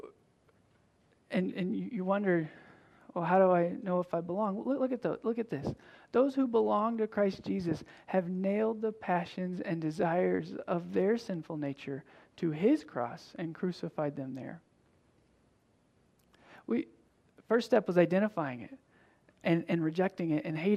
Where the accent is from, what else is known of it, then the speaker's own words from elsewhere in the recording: Tennessee, United States; I'm from Tennessee.